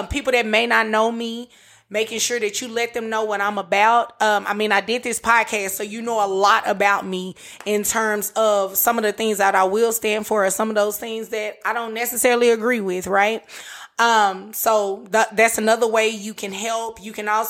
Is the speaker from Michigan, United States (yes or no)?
no; Dallas, Texas, United States; I'm from Oak Cliff, born and raised